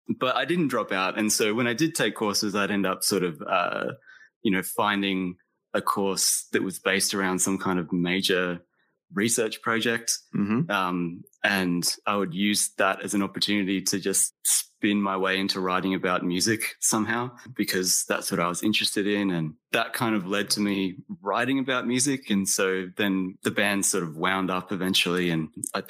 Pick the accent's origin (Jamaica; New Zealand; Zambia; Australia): Australia; also born or lived in Texas, United States; I was born in Texas. But I left the United States when I was 8 years old and moved to Australia. So I grew up in Australia, like as the American kid.